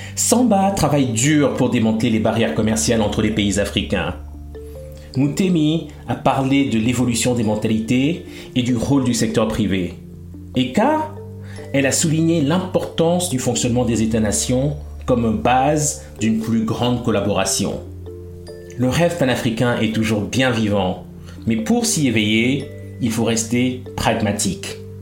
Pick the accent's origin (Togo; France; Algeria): Togo; Lomé, Maritime; je suis né à Lomé, qui est à la frontière du Ghana